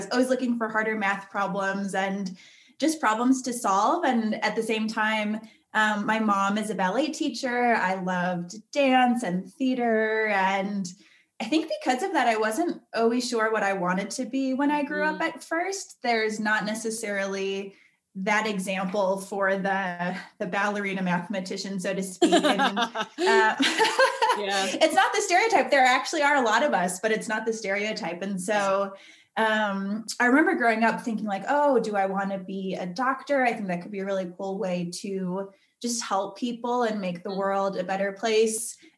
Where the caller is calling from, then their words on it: Salt Lake City, Utah, United States; I'm calling in from Salt Lake City.